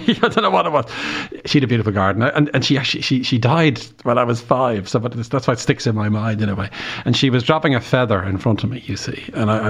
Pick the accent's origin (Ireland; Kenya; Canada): Ireland; Bray, Leinster; I'm from Bray